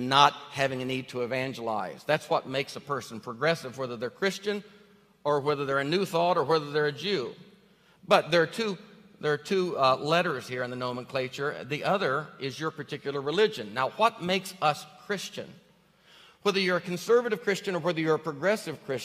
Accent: Northeast Arkansas, United States; now in Tennessee, United States; I grew up in Arkansas

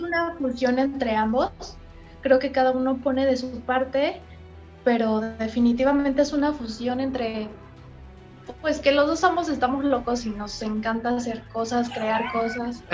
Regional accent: Mexico; somos un talento mexicano

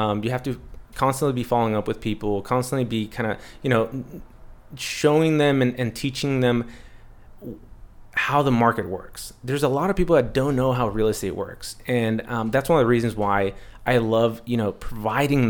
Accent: San Diego, California, United States; also born or lived in Los Angeles / Tijuana (family); I was born and raised here in San Diego

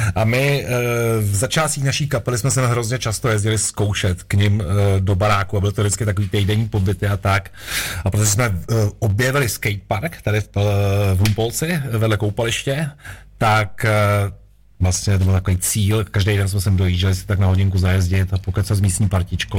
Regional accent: Prague, Czechia; moved away as an adult; jakožto rodilej Pražák jsem se odstěhoval vlastně z Prahy

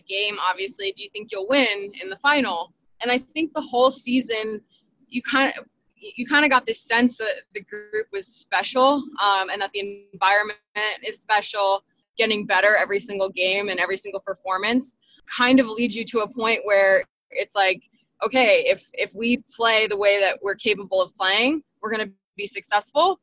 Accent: New Jersey, United States; moved away as an adult; now in North Carolina, United States; I'm from Jersey

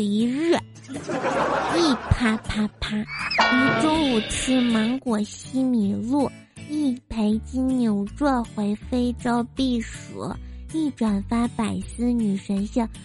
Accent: China; 作为一个中国人

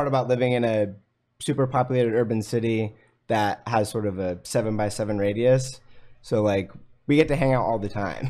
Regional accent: East Bay, California, United States; also born or lived in Midwest; now in San Francisco, United States; I'm from the East Bay. My parents grew up in Clayton, about 30 miles east of San Francisco.

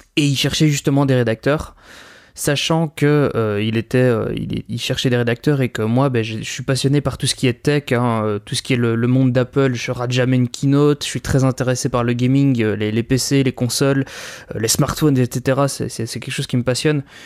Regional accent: Belgium; je suis belge, hein, donc il va y avoir pas mal de références au système scolaire belge

